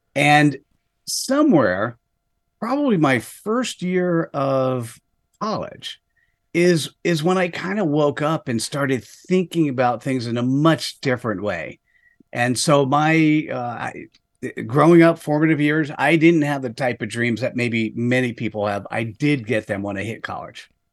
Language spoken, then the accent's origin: English; New Jersey, United States; in the East Coast of the United States, uh, formative years technically was in New Jersey